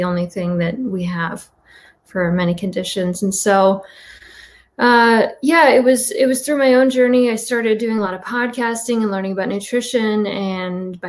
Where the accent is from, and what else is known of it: Midwest, United States; born or raised there